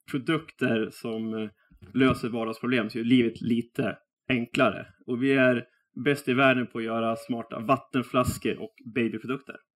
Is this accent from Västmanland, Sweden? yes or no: yes; Västerås, Västmanland, Sweden; jag är eh, västeråsare